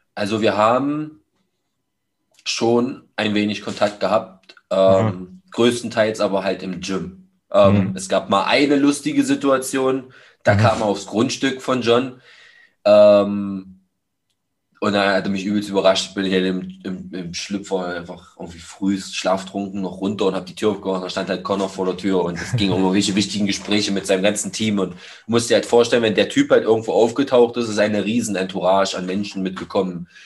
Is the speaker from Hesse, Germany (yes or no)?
no; Magdeburg, Saxony-Anhalt, Germany; zwei Gyms hier in meiner Heimatstadt, die ich besuche